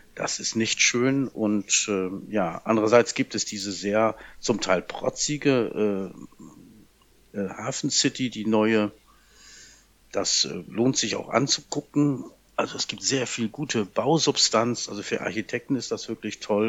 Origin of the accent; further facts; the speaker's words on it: Oldenburg, Lower Saxony, Germany; ich komme ja ursprünglich aus Oldenburg